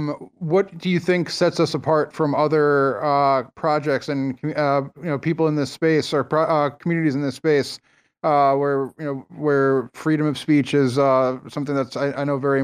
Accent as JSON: {"language": "English", "country": "United States", "said": "I would have been able to speak to three people from those three countries as an American"}